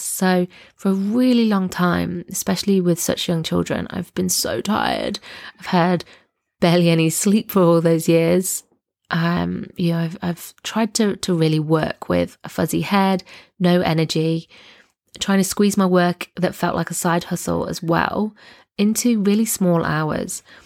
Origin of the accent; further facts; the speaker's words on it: Nottingham, East Midlands, United Kingdom; moved away as an adult; now in Southern Highlands, Australia; I'm originally from Nottingham in the U K, but now live in the Southern Highlands, which is a region about two hours south of Sydney in Australia